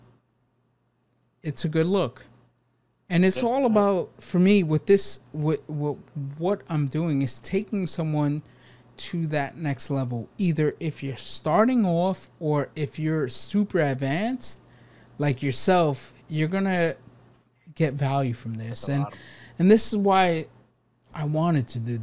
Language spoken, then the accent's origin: English; New York City, New York, United States; now in California, United States; I was born and raised in New York City